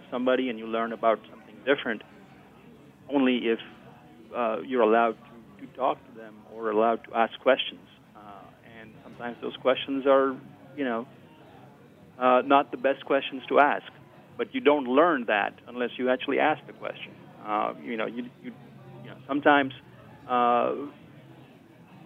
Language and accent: English; India; moved away as an adult; also born or lived in Austin, Texas; now in Oxford, United States; I came here from India with, you know, a different background